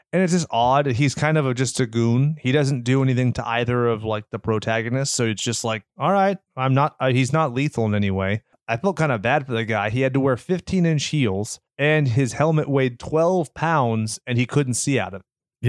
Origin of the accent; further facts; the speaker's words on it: California, United States; we're from California, where we don't have tornado sirens